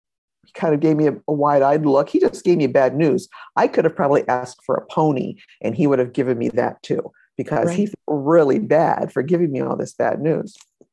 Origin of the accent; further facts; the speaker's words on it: Ohio, United States; I was from Ohio too, years ago.